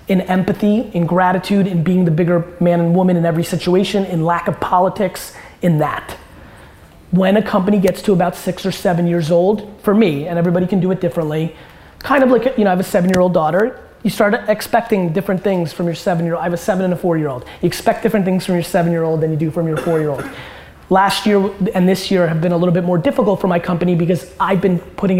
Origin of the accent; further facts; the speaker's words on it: California, United States; I grew up in Silicon Valley, that era of Web 2.0 when everybody idolized Steve Jobs.